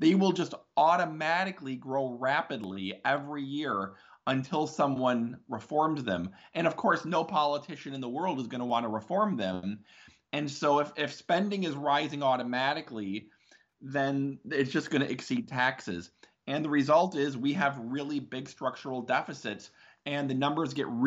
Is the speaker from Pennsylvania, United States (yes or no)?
no; Wisconsin, United States; moved away as an adult; now in Washington, D.C., United States; I'm from Wisconsin in the Midwest of the United States. Um, I've lived in Washington, D.C. for about 21 years.